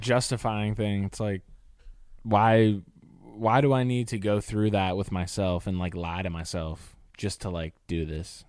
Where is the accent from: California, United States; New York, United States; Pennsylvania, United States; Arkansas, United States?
Pennsylvania, United States; Pittsburgh; moved away; growing up in Pittsburgh